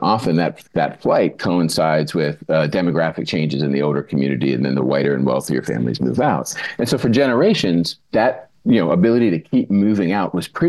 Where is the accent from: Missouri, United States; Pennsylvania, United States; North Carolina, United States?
Pennsylvania, United States; Penn Hills; moved away as an adult; now in Philadelphia, United States; I grew up in the suburbs outside of Pittsburgh. It's kind of an aging inner ring post-war suburb that grew up really almost overnight in the 50s. And so my family moved in there in the 70s, and I'm white. My family's white.